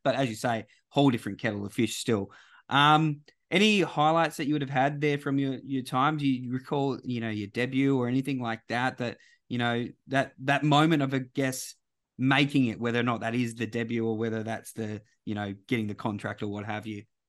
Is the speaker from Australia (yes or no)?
yes; Western Australia, Australia; my own state